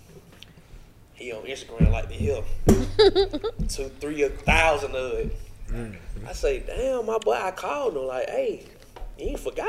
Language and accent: English; Atlanta, Georgia, United States; I'm from Atlanta, Georgia. Born and raised. This shit is hard out here. I come from nothing.